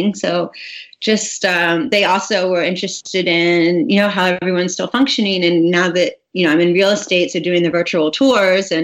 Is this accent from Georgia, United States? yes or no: yes; St. Simons, Georgia, United States; moved away as an adult; also born or lived in Atlanta, Georgia / Charleston, South Carolina; now in Los Angeles, United States; I grew up on a little island called St. Simons, and it's just below Hilton Head